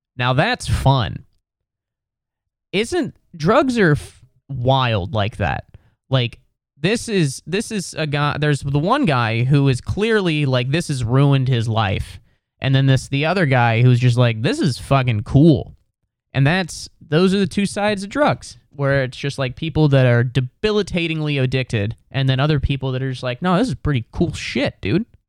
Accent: West Chester, Ohio, United States; now in New York City, United States; I'm from Westchester, Ohio, which is a suburb of Cincinnati

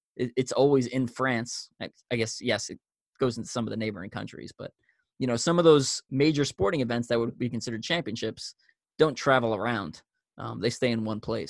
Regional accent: Long Island, New York, United States; I grew up on Long Island, New York, which I'm I'm pretty sure a lot of people can tell by my accent

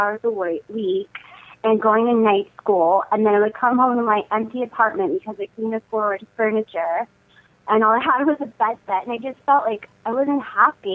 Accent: San Antonio, Texas, United States; now in Los Angeles, United States; I am originally from San Antonio, Texas, now living in L.A., which I love, California.

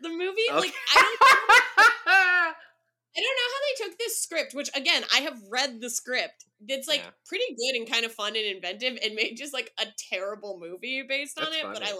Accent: San Francisco, California, United States; growing up in the San Francisco lesbian community

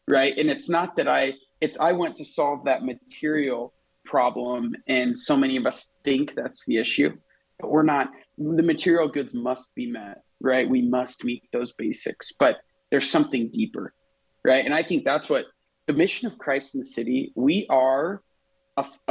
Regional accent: Nebraska, United States; I'm from Nebraska

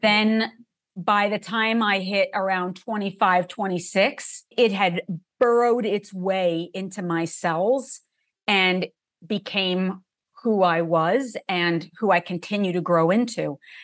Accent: New Jersey, United States; I grew up in New Jersey in a family that was half Catholic, half Jewish

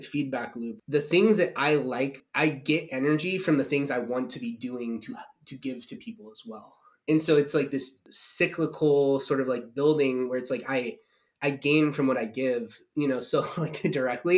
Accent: United States; I'm an American

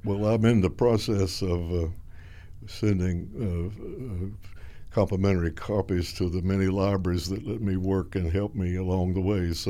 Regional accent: Pickens, South Carolina, United States; moved away; a lynching out of my hometown

